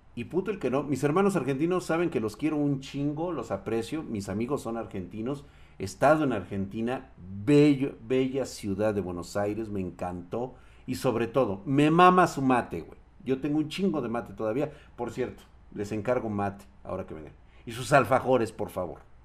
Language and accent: Spanish; Mexico; como mexicanos